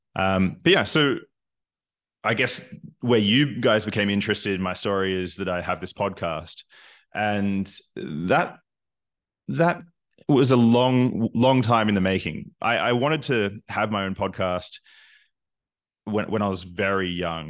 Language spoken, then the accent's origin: English; Australia; moved away as an adult; also born or lived in Newcastle, Australia / Canada; now in Berlin, Germany; I'm originally from Australia, but I'm not a very good Australian because I've spent half my life outside of the country